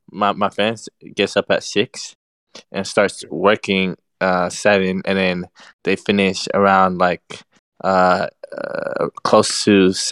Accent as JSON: {"language": "English", "country": "Saudi Arabia", "also_born_or_lived": "United Kingdom", "said": "I'm from Saudi, but I'm also from the UK. Hey. So, you know, it's quite complex, you know?"}